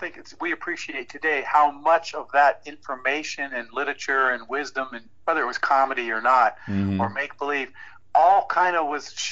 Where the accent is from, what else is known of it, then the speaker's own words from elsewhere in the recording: Saudi Arabia; moved away; I was growing up in Saudi Arabia, so I wasn't watching Jackie Gleason.